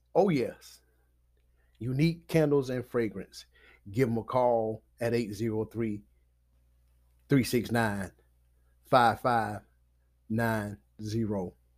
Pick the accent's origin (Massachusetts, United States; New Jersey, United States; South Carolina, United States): South Carolina, United States; Batesburg-Leesville; my hometown of Batesburg and Leesville